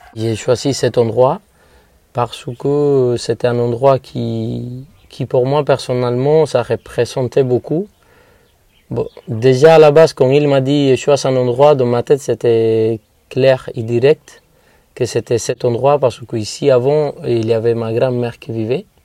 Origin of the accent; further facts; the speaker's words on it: Viñales, Pinar del Río, Cuba; French is a second language; De Vignales, de cette ferme, de cette vallée.